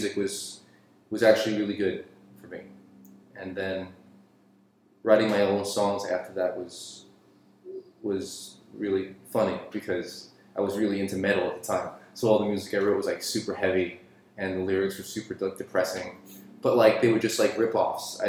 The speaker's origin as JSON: {"language": "English", "town": "New York City", "region": "New York", "country": "United States", "tie": "born or raised there", "said": "where I grew up in Queens"}